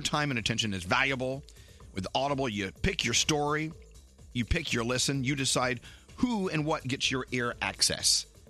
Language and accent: English; Dallas, Texas, United States; now in New Jersey, United States; They started in my hometown, Dallas, back in 1986